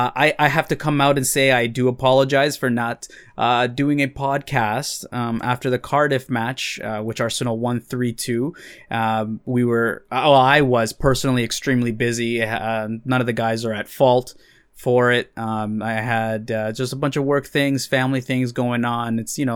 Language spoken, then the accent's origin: English; El Salvador; mainly El Salvador, of course, whenever my home country can play.